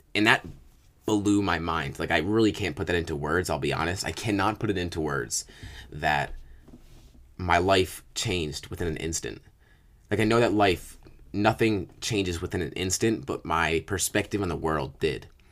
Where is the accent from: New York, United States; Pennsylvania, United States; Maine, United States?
New York, United States; upstate; also born or lived in Virginia; at about two years old, uh, my mother and father got divorced. We moved from Virginia to upstate New York.